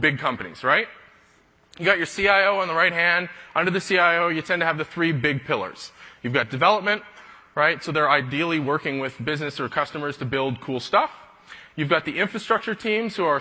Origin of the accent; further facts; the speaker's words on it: Canada; I'm a Canadian